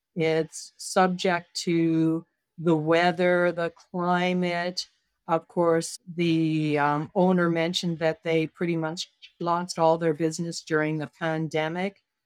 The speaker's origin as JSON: {"language": "English", "country": "Canada", "said": "I'm Canadian"}